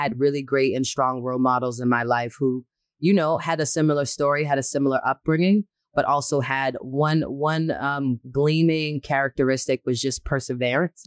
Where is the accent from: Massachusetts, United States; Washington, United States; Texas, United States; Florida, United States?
Massachusetts, United States; Boston; I'm born and raised in Boston